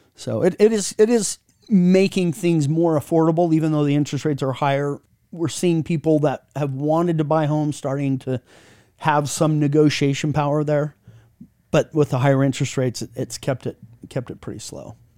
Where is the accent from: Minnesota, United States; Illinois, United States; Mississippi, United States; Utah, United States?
Utah, United States; I'm from Utah, so we call it data, data, data.